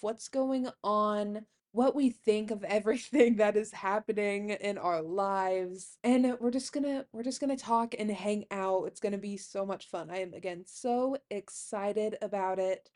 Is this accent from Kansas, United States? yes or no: yes; Herndon, Kansas, United States; also born or lived in McCook, Nebraska; I'm from Herndon, Kansas, it's where I like to say I grew up